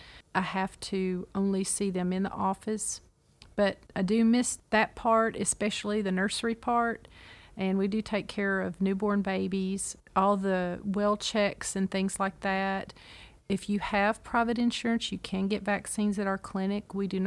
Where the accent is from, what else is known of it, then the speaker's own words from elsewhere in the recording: Clarksville, Tennessee, United States; I'm originally from Clarksville, Tennessee, and my mom was a nurse